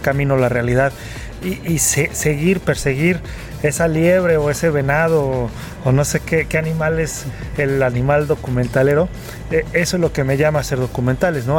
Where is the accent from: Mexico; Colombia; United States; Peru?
Mexico; para mí como mexicano